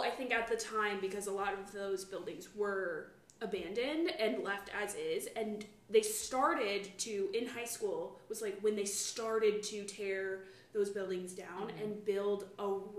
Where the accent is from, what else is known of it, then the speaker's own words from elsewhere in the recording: Kankakee, Illinois, United States; moved away as an adult; also born or lived in Peoria, Illinois / Chicago, Illinois / Sacramento, California; now in Los Angeles, United States; So, I moved back from Peoria to Kankakee.